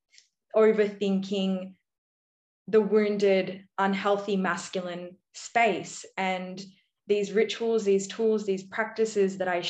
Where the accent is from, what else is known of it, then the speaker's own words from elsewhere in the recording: Australia; my background being Indian and I'm Aussie born. So between Australian and Indian culture, I felt very stuck